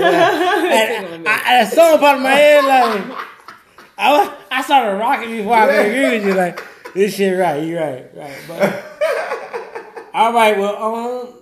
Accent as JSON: {"language": "English", "town": "Detroit", "region": "Michigan", "country": "United States", "said": "I'm from Detroit."}